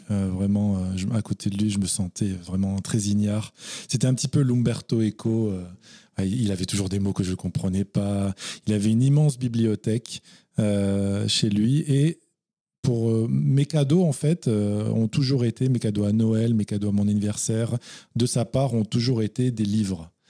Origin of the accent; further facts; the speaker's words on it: Narbonne / Carcassonne area, Occitania, France; l'Occitanie, oui, dont bah on est originaire tous les deux moi, je suis plus du côté Narbonnais, Carcassonnais. D'accord. Bah, ma mère est de Carcassonne et ah mes, grands-parents étaient à Carcassonne, donc j'allais passer tous mes étés à Carcassonne.